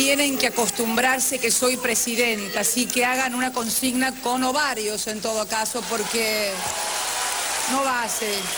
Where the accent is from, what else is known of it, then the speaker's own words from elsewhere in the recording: Río Gallegos, Santa Cruz, Argentina; moved away; que es Río Gallegos, que es de donde vengo